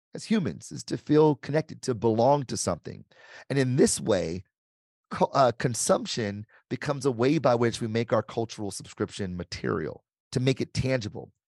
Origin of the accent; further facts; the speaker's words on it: Detroit, Michigan, United States; I grew up, born and raised in Detroit